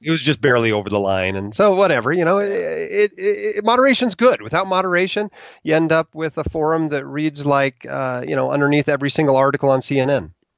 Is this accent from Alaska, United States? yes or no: yes; Alaska, United States; moved away as an adult; also born or lived in Utah; I went from Alaska, where I grew up, to Utah, where I went to Brigham Young University